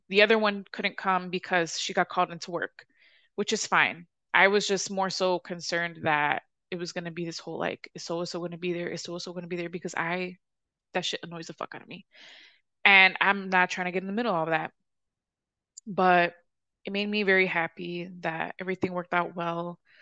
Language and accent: English; Chicago, Illinois, United States; I'm from the South Side